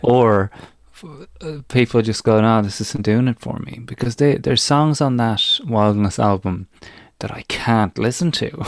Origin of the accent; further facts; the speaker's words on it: Ireland; now in United Kingdom; youngster growing up in Ireland